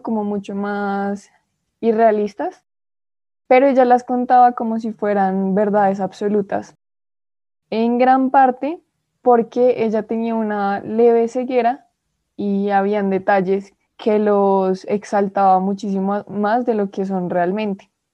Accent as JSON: {"language": "Spanish", "country": "Colombia", "said": "yo soy colombiana"}